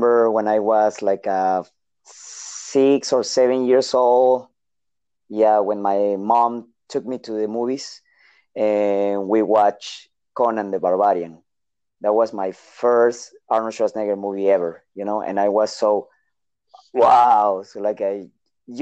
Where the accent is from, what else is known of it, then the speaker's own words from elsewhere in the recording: Lima, Peru; English is a second language; moved away as an adult; now in San Francisco, United States; I was born in Peru, in Lima, in Peru, 1981